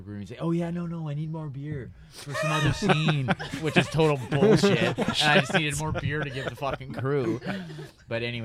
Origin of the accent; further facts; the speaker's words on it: Moose Jaw, Saskatchewan, Canada; In my hometown, Moose Jaw, where I'm from